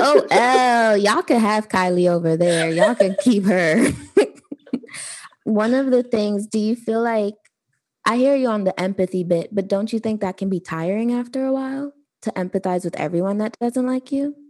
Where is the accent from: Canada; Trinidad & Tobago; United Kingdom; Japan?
Trinidad & Tobago; I'm actually Trinidadian.